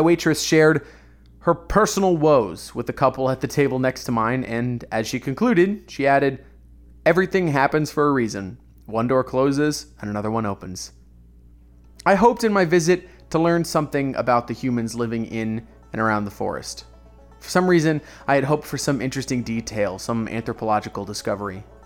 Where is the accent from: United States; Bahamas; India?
United States; Orlando, Florida; about an hour north of my hometown of Orlando